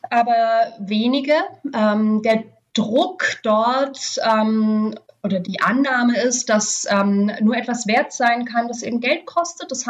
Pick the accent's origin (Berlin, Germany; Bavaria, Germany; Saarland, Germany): Berlin, Germany; Auch für mich jetzt als äh, Berlinerin total normal, Secondhand-Klamotten zu kaufen